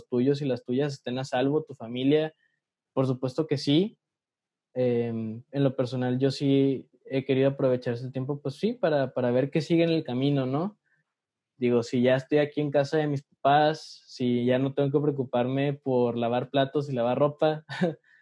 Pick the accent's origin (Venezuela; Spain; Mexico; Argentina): Mexico; interior of the Republic; si venimos del interior de la República decimos México para referirnos a la Ciudad